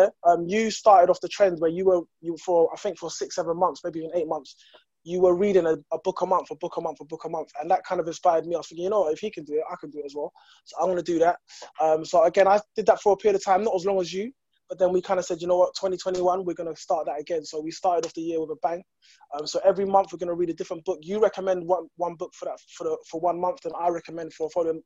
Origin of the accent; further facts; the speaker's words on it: London, United Kingdom; I'm from Kensington and Chelsea myself. I'm born and bred, still live here